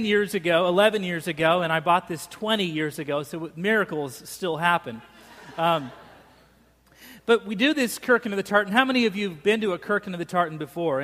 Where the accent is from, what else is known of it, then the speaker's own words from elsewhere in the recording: Boise, Idaho, United States; moved away; I grew up in Boise